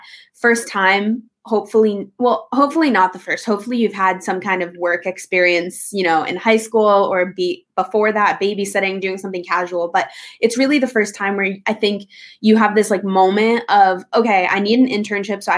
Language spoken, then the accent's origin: English; New York City, New York, United States; moved away as an adult; also born or lived in Los Angeles, California; I am born and raised in New York City, grew up on the Upper East Side